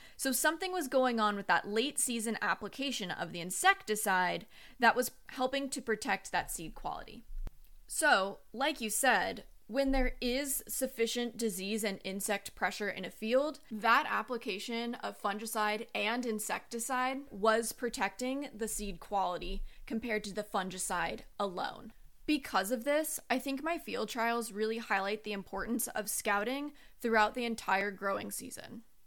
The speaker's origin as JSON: {"language": "English", "town": "Long Beach", "region": "California", "country": "United States", "moved": "yes", "lives_now": "North Carolina, United States", "said": "I am originally from Long Beach, California"}